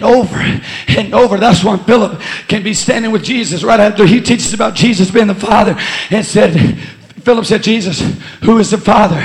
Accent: Bogalusa, Louisiana, United States; I'm from Bogalusa

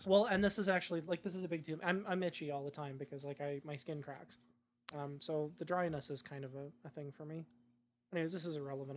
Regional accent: Saanich, British Columbia, Canada; also born or lived in Kihei, Maui; now in Edmonton, Canada; I was born in Victoria. I grew up, born and raised in a suburb of Victoria, Saanich.

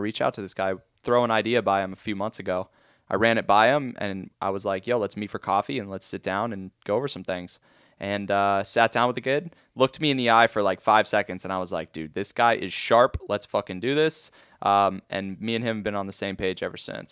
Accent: Boca Raton, Florida, United States; I've born and raised in Boca

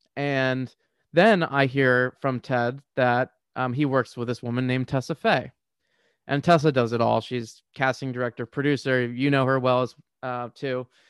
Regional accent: Washington, District of Columbia, United States; I grew up in the D C area

